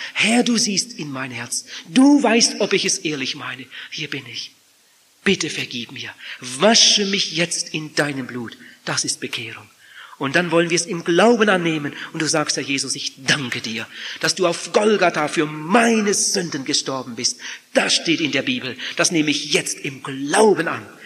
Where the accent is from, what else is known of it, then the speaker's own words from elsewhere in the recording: Germany; Bei uns in Deutschland